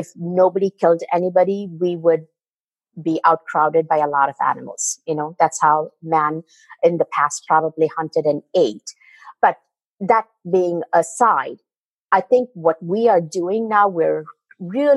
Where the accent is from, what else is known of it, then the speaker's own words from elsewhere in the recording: India; moved away; as a child, I come from India